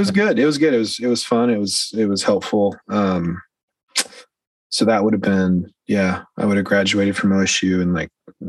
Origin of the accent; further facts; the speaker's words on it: Grove City, Ohio, United States; also born or lived in Vinton County, Ohio / Columbus, Ohio; So I grew up in Grove City, just south of Columbus, where I live now. And we moved to Vinton County when I was in middle school